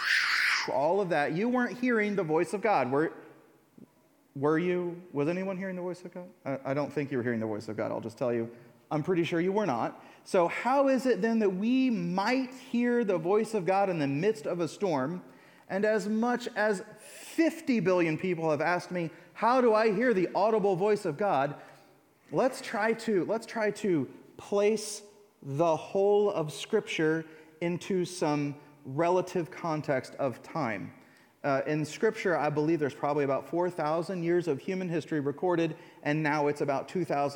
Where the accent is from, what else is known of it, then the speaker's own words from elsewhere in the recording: United States; I'm an American